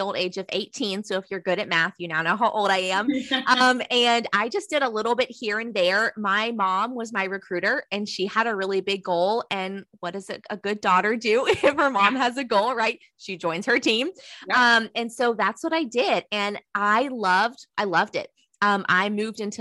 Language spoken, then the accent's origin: English; Southeastern North Carolina, United States; I'm from the South. I'm from Southeastern North Carolina.